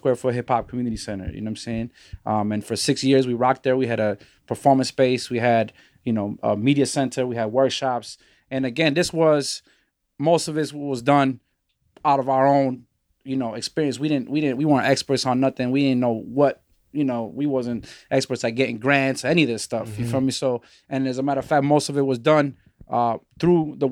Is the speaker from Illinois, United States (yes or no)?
yes; Chicago, Illinois, United States; moved away as an adult; also born or lived in the Bronx; we originally from Chicago, the children of you know, Chilean refugee immigrants, political exiles, refugees, you feel me? And so we grew up here in the Shy.